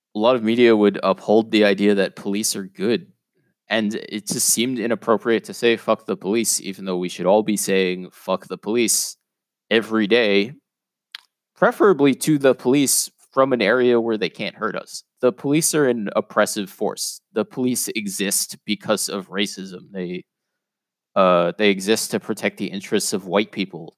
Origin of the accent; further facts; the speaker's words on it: New York City, New York, United States; I grew up in a neighborhood called Whitestone